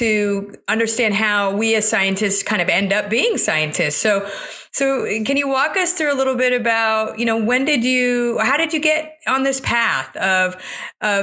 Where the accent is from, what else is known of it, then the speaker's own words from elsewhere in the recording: South Florida, United States; I grew up mostly in South Florida after my family moved to this country